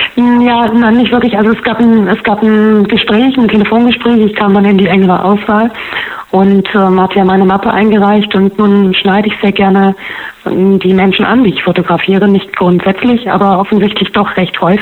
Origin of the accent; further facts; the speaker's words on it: Harz, Germany; now in Berlin, Germany; Ich komme ursprünglich aus dem Harz